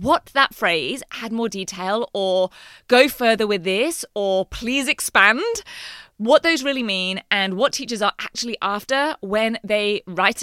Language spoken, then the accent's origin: English; England, United Kingdom; now in Queensland, Australia; growing up in England